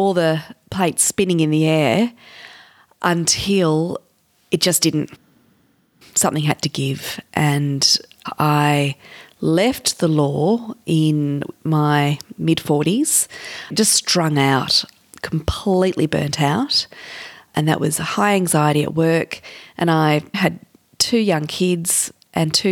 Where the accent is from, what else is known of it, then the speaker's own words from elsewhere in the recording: Canberra, Australian Capital Territory, Australia; moved away as an adult; also born or lived in Sydney; I grew up in Canberra, but I was a lawyer in Sydney